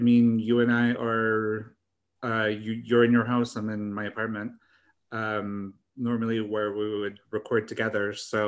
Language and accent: English; Canada; I know it seems kind of weird talking about the U.S. kind of political situation when we're Canadian